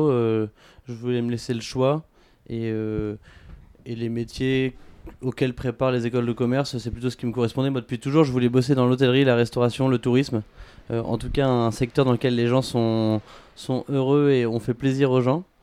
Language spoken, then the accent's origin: French; Paris, Île-de-France, France; j'ai 25 ans, je suis parisien. Euh, pas depuis toujours parce que je suis fils de militaire donc on a pas mal bougé.